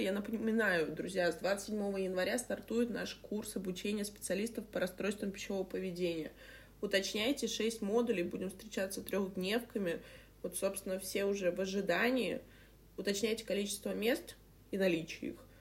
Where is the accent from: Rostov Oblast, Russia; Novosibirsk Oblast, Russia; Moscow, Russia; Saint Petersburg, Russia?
Saint Petersburg, Russia; я ещё из Петербурга, знаешь, у нас эти, м, парадные булки хлеба, там, я не знаю, эти дв-, дворы колодцы